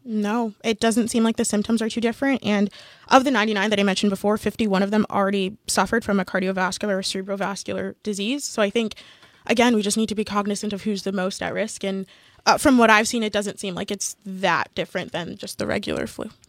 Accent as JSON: {"language": "English", "country": "Canada", "said": "we're all Canadian and all have gone through the education system"}